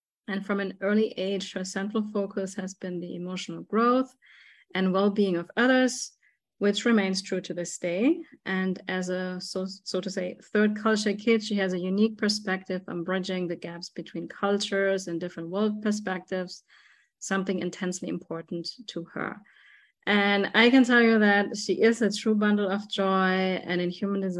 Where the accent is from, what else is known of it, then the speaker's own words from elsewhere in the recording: Germany; I'm from Germany. So we speak German